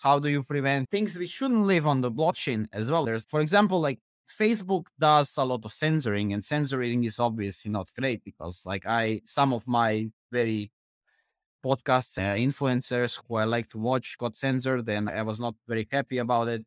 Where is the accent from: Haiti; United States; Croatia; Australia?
Croatia; I'm coming from Croatia